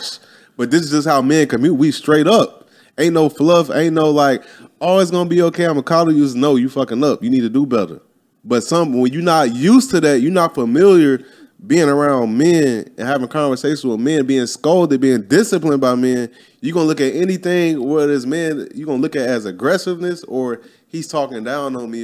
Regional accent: Midwest, United States; I'm from the Midwest

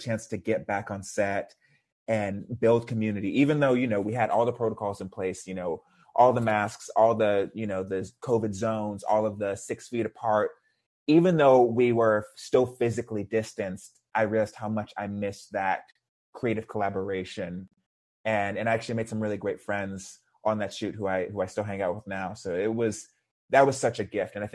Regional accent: Houston, Texas, United States; I grew up in Houston, Texas, which is a pretty conservative environment

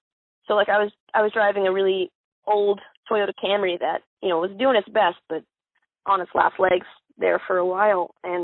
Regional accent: Miami, Florida, United States; born there; I was born in South Dade County, Miami

